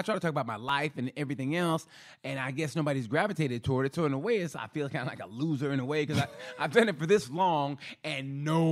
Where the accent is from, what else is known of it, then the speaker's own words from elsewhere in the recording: Oklahoma, United States; I'm from Oklahoma